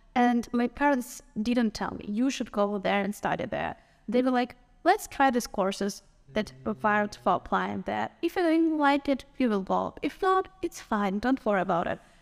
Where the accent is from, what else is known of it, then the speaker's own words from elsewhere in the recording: Ukraine; from Ukraine